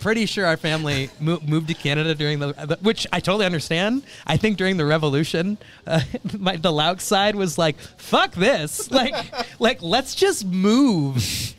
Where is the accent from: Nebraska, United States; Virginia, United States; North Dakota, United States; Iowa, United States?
Iowa, United States; Newton; I mean, I was from Newton, Iowa, which, like, small towns didn't get, like, good internet for until, like, early 2000s.